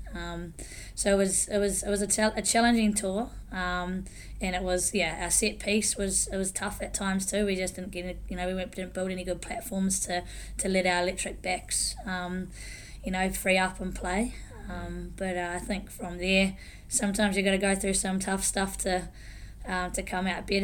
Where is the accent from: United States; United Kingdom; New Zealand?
New Zealand; Taranaki; I'm from Taranaki, from the Neki, so grew up there.